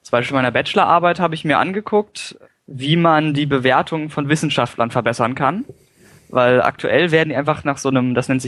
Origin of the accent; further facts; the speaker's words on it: Lüneburg, Lower Saxony, Germany; ich hatte damals eine Website zu meiner Heimatstadt, also Lüneburg.